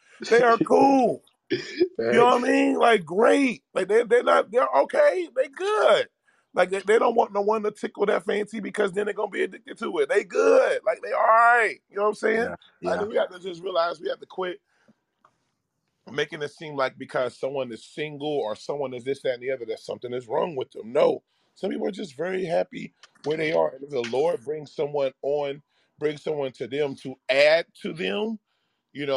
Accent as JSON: {"language": "English", "town": "Cincinnati", "region": "Ohio", "country": "United States", "tie": "born or raised there", "moved": "yes", "lives_now": "Austin, United States", "said": "my favorite radio station growing up in Cincinnati was called 100.9 The Wiz."}